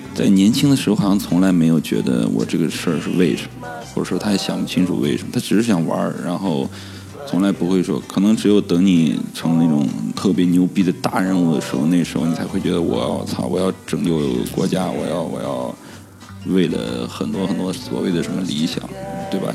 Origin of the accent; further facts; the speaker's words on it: China; 我就是中国的一个，呃，比较local的一个年轻人